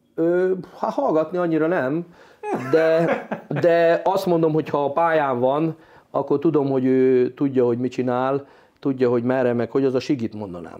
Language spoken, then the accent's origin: Hungarian; Hungary; mint magyar edző